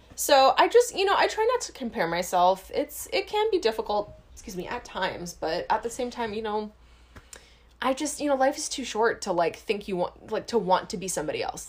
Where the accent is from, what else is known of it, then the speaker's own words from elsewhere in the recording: Hawaii, United States; we grew up in Hawaii